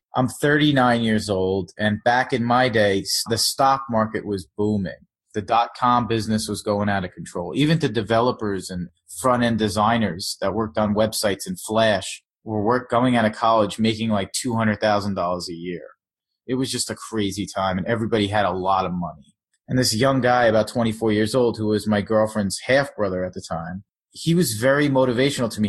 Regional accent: Long Island, New York, United States; born or raised there; also born or lived in South Florida; now in New York City, United States

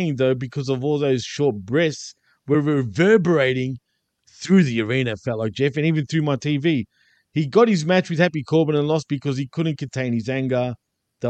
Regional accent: Australia; I'm from Australia

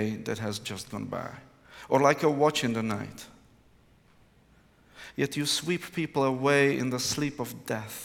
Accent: Prague, Czechia; English is a second language; I come from Prague, Czech Republic, which is in Central Europe

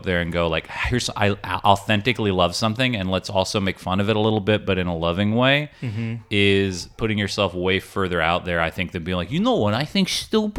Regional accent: Augusta, Georgia, United States; moved away as an adult; I grew up in Augusta, Georgia.

